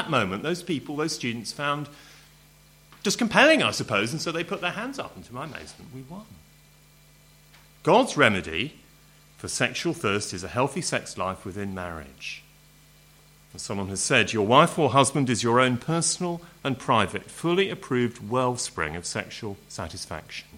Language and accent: English; Home Counties, South East England, United Kingdom; I'm home counties English, you know, middle class public school, very uptight kind of family